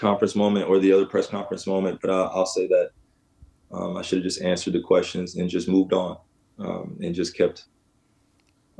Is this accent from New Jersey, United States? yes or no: yes; West Orange, New Jersey, United States; my experience of growing up in West Orange, New Jersey, in Jersey in general, New York